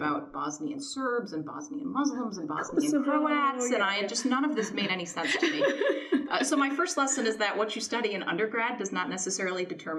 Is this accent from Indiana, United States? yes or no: no; Michigan, United States; So like you, I am from Michigan, and growing up there, I didn't necessarily have a huge sense of the outside world.